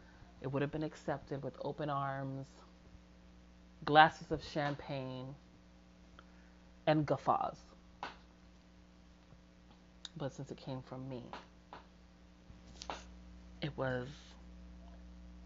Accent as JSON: {"language": "English", "country": "United States", "tie": "born or raised there", "said": "I was born in America and I was raised by a Puerto Rican woman"}